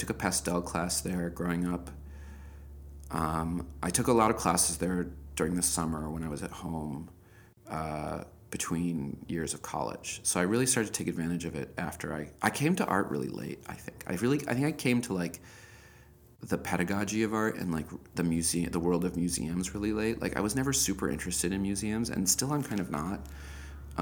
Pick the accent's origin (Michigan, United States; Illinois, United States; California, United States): Illinois, United States; Evanston; I grew up in Evanston, Illinois, which is the first suburb north of Chicago